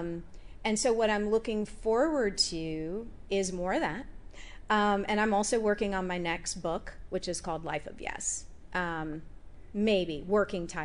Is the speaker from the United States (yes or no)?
yes; United States; being an American woman in that culture